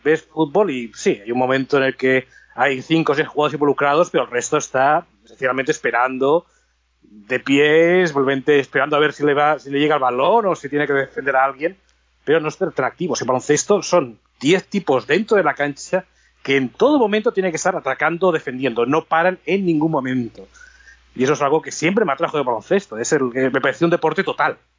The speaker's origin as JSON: {"language": "Spanish", "town": "Barcelona", "region": "Catalonia", "country": "Spain", "moved": "as an adult", "lives_now": "Los Angeles, United States", "said": "la zona de Barcelona, que es de donde soy"}